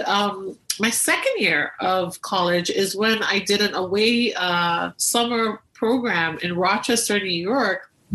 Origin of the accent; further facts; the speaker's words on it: Tobago, Trinidad & Tobago; so I grew up in Tobago, the smaller island of the two in Trinidad and Tobago